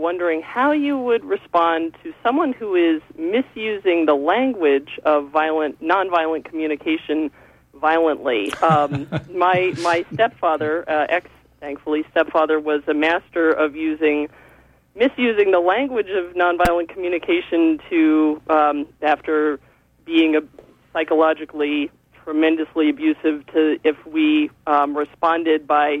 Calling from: Gouldsboro, United States; I'm calling from Gouldsboro.

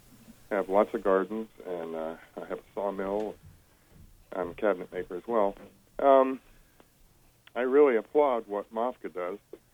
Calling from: Stonington, United States; I'm from Spruce Hill Farm down in Stonington.

